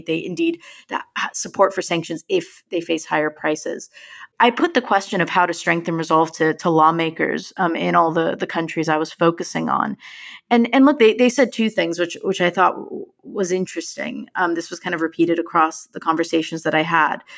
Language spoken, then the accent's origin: English; United States; moved away; My home country has, has made it, has returned to the World Cup once again